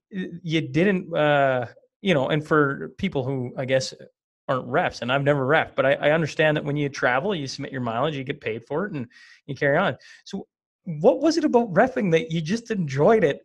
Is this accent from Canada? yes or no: yes; small town Western Canada, Canada; I come from Western Canada, and not only do I come from Western Canada, I come from small town Western Canada